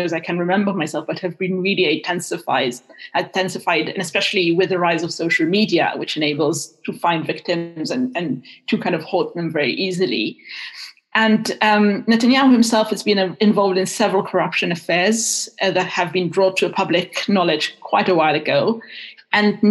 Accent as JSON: {"language": "English", "country": "Israel", "tie": "born or raised there", "moved": "yes", "said": "I'm half Israeli, half Welsh, and I was raised in Israel"}